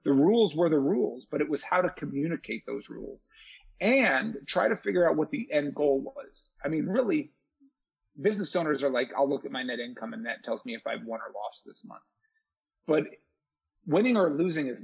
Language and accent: English; Charlotte, North Carolina, United States; also born or lived in Detroit, Michigan; I'm as native Charlottean as it gets. I moved here from Detroit when I was 11